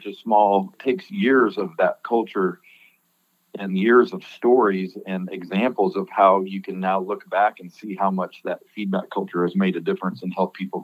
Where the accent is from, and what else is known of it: Colorado Springs, Colorado, United States; born or raised there; now in Birmingham, United States